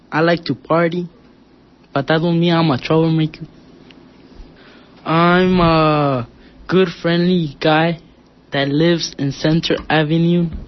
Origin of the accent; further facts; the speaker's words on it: Mexico City, Mexico; born there; English is a second language; moved away; I born in Mexico City, and I get in Lombre because my my parents moved here to work to get a better life.